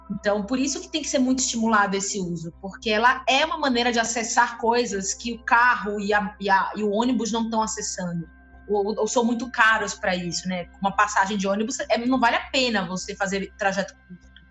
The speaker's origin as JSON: {"language": "Portuguese", "region": "Northeast Region", "country": "Brazil", "said": "isso é uma coisa que para mim como nordestina chamava muita atenção"}